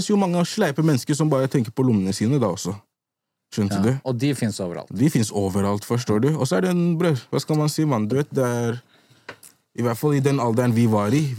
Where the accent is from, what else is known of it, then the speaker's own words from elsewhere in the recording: Gambia; Vi er i Hoden. Vi er med gutta. Vi er fra Gambia.